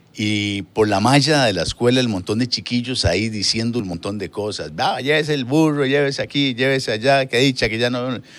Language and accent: Spanish; Hatillo 1, San José, Costa Rica; Pues yo me crié en Atillo 1.